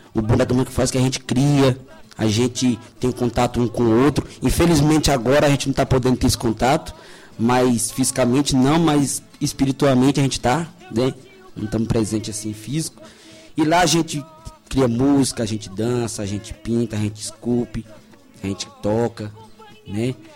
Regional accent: São Jorge, Goiás, Brazil; Nascido e criado aqui na Chapada dos Veadeiros, São Jorge

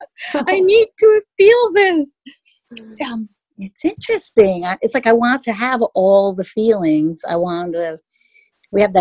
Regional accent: Connecticut, United States; also born or lived in Mexico City, Mexico / New York City, United States / Paris, France; I moved from New York City back to my hometown, there was a boom, a huge boom. I was literally like immersed in language and everything right here in Connecticut

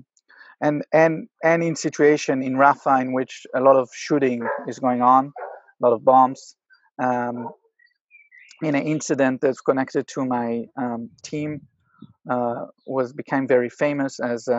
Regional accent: the Galilee, Northern District, Israel; I was a normative boy growing up in the Galilee

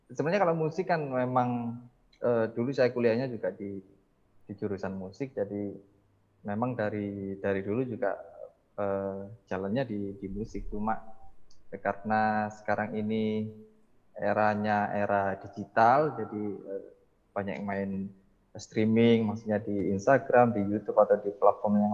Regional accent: Mojokerto, East Java, Indonesia; karena pengetahuan saya ketika SMA sampai kuliah di Mojokerto musiknya mungkin juga masih seputar band

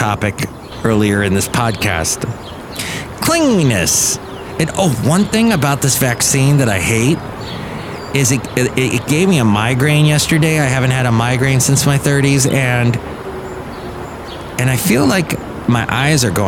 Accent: Los Angeles, California, United States; I grew up in the San Fernando Valley, was in the San Fernando Valley in the 70s and early 80s, and I see some of the spots that I remember as a kid

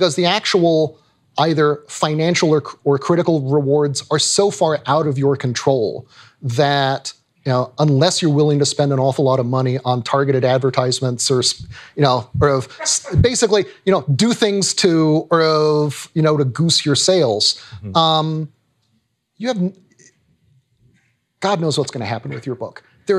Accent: Tennessee, United States; also born or lived in Virginia; I grew up in Tennessee and Virginia.

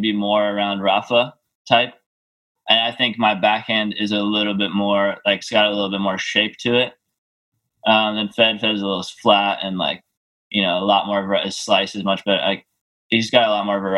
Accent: New York, United States; I was born in New York. My parents live there. Just being American

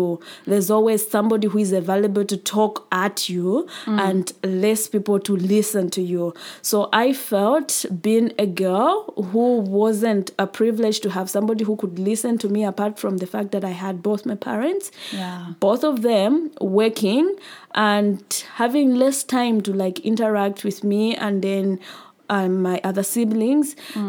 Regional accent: Chipata, Eastern Province, Zambia; moved away as an adult; now in Mfuwe, Zambia; I was born and raised in Chipata, the next town, which is about 120 kilometers from Mfuwe.

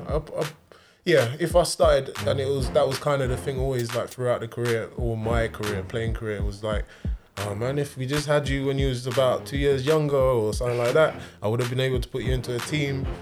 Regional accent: Chingford, London, United Kingdom; My local team was like Wadham, Wadham FC. It was in Chingford

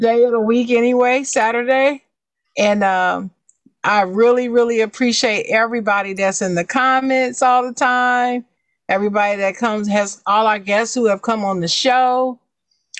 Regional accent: United States; my hometown, the Gem City

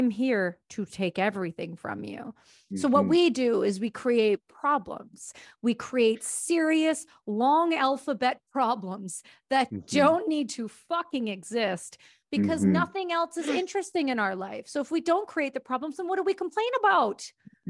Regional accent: Canada; I'm Canadian

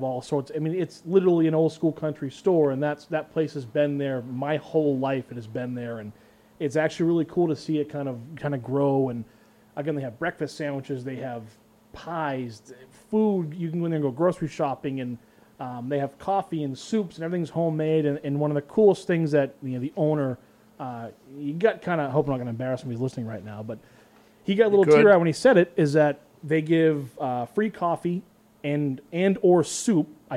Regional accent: Westford, Massachusetts, United States; Stony Brook Acres in Westford and Nabnasset. It's my hometown

